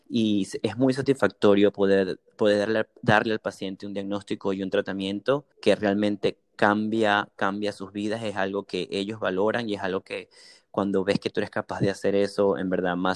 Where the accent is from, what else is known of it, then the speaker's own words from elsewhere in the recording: Caracas, Capital District, Venezuela; now in San Antonio, United States; Leones del Caracas porque soy de Caracas.